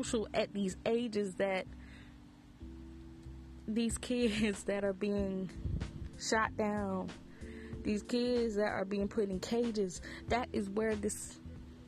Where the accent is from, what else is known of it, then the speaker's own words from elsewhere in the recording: the Bible Belt, United States; I grew up in the Bible Belt, heavy of the Bible Belt